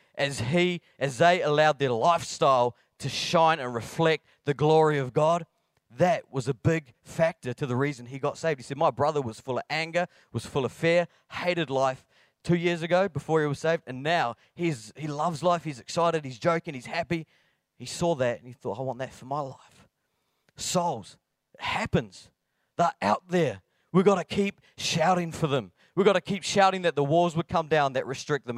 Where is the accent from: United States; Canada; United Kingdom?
United Kingdom; Blackburn, Scotland; I am from Blackburn near Bathgate, West Lothian.